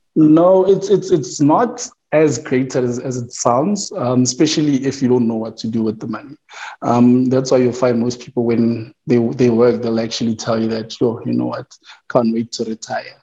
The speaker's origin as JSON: {"language": "English", "town": "Tembisa", "region": "Gauteng", "country": "South Africa", "tie": "born or raised there", "said": "I was born in Tembisa, um, born and raised"}